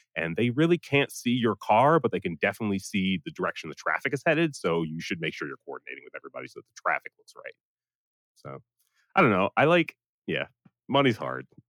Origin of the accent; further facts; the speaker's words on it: Providence, Rhode Island, United States; moved away as an adult; also born or lived in Atlanta, Georgia / Boston, Massachusetts; I was born in Providence, Rhode Island. Uh, I lived there until 18.